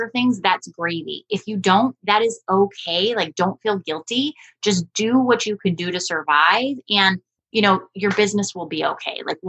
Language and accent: English; Alaska, United States; I grew up in Alaska